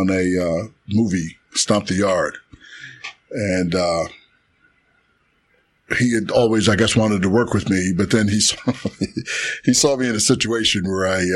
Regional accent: Chicago, Illinois, United States; I'm from the South Side of Chicago

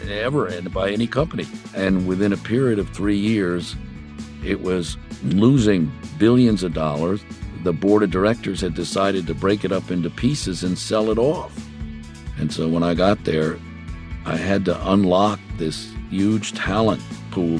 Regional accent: Mineola, New York, United States; I grew up in the village of Mineola.

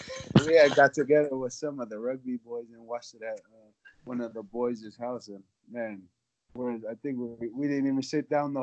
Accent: United States; I'm from Tonga. I was Tonga. Born and raised in America, but yeah, I'm 100% Tongan.

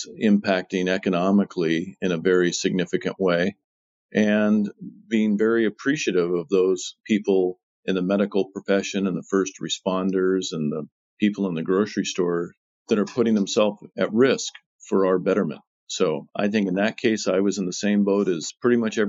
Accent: Seattle, Washington, United States; I was born and raised in Seattle.

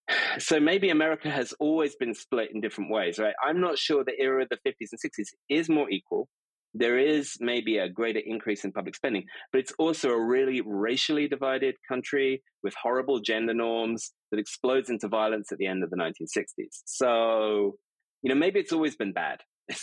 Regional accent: Stanford, California, United States; born there; Yeah, I mean, I lived in the States between 2000 and 2013. I was born in Stanford University Hospital.

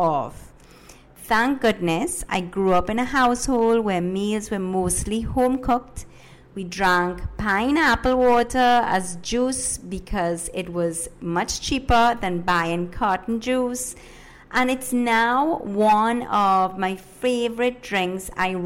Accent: Trinidad & Tobago; first language Spanish; English is a second language; also born or lived in Ecuador; I was born in Ecuador, but I have lived in Trinidad and Tobago for the majority of my life. Yes, my first language is Spanish, but I am a Trini all the way

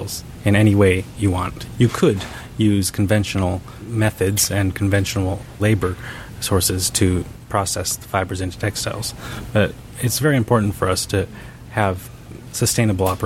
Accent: Japan; I was born in Japan

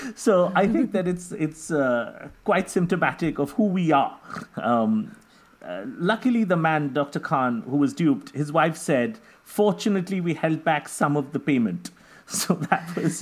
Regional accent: India; I'm from India

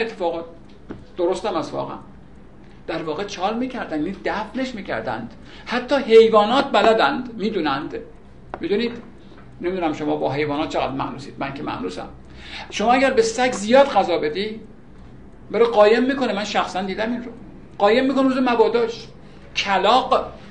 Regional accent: Iran; ما الان ایرانی هستیم

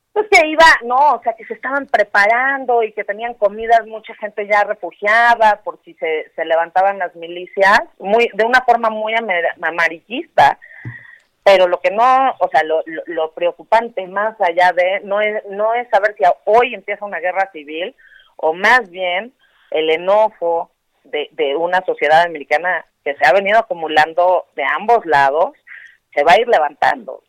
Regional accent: Mexico; nosotros como mexicanos

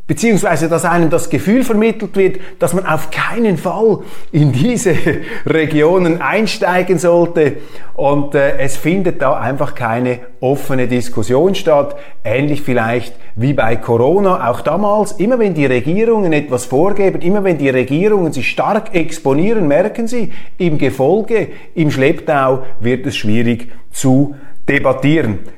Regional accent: Switzerland; als Schweizer

